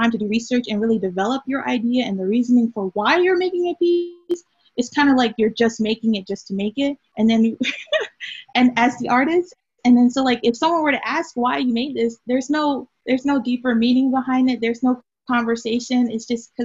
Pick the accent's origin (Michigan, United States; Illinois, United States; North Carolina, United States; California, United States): North Carolina, United States; Durham; my hometown, Durham